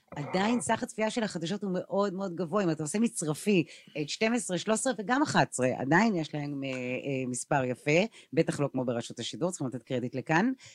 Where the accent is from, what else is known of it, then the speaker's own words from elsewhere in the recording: Tel Aviv, Tel Aviv District, Israel; אני תל אביבית